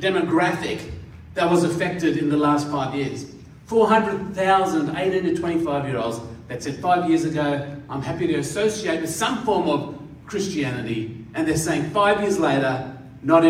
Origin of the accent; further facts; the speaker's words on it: Katoomba, New South Wales, Australia; also born or lived in India; I grew up in the Blue Mountains, and I spent 6 years at high school in Katoomba.